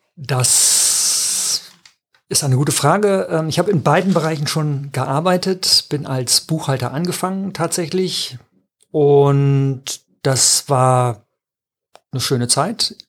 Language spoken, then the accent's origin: German; Emsland, Lower Saxony, Germany; ich bin im Emsland groß geworden, das ist sehr nah an Ostfriesland.